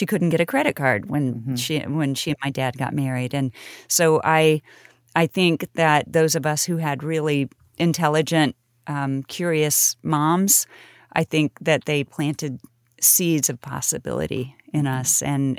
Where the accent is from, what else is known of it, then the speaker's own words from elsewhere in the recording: Kansas City, Kansas, United States; That's my hometown. I was born there. And Lawrence is cool. You know, all of my friends from Wellsville High School went to KU.